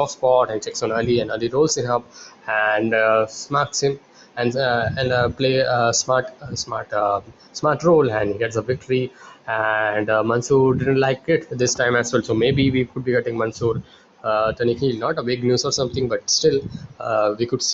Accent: India; I'm from India.

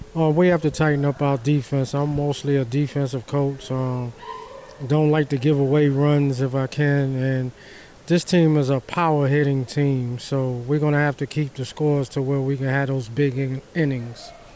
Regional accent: New York, United States; I'm from New York

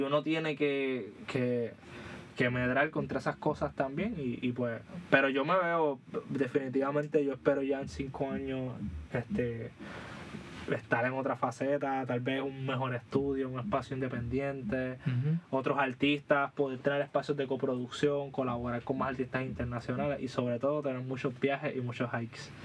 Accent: Puerto Rico; cuando nos pensamos como puertorriqueños

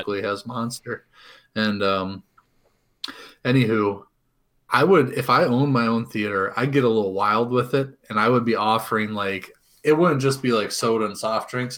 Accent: Cincinnati, Ohio, United States; moved away; I'm originally from Cincinnati

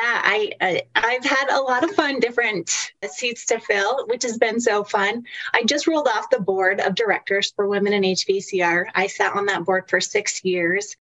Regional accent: Utah, United States; I am from Utah

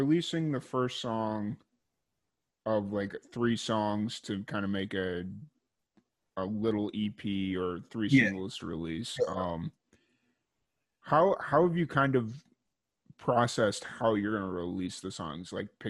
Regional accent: South Chicago Heights, Illinois, United States; moved away; also born or lived in Kentucky; I grew up in the South Chicago Heights

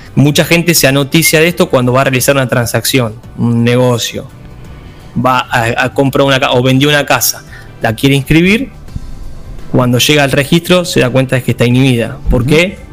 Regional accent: Buenos Aires Province, Argentina; somos eh, ciudadanos de la provincia de Buenos Aires

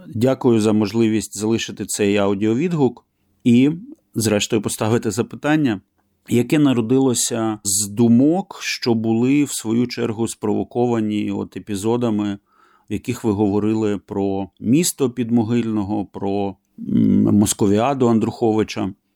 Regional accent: Kyiv, Ukraine; moved away; Я киянин, хоча давно із Києва поїхав і давно вже живу за кордоном.

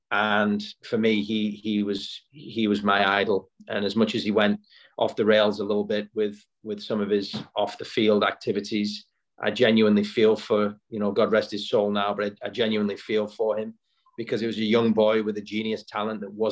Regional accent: Wigan, North West England, United Kingdom; You know, it's funny because I'm always going to support my hometown, right?

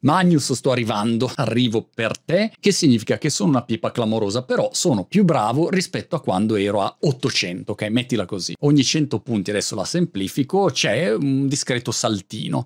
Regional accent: Milan, Lombardy, Italy; moved away as an adult; now in Brighton, United Kingdom; ricordo quando ero ragazzino a Milano dalla scuola, tutti i miei compagni di classe erano di Milano

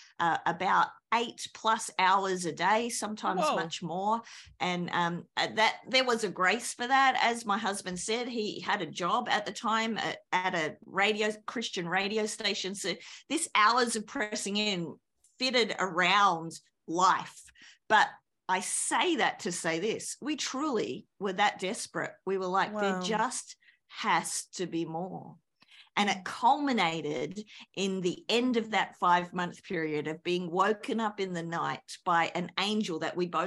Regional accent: Australia; accent: Australian; moved away as an adult; also born or lived in New Zealand; now in United States; I'm an Aussie

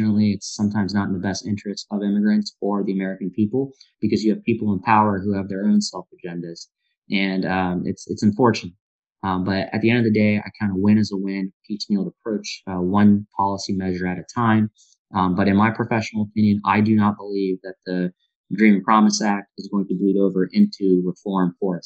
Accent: India; now in United States; I'm from India

